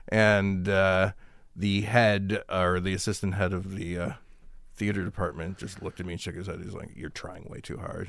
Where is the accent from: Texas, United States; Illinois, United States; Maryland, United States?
Illinois, United States; Chicago; I grew up in Chicago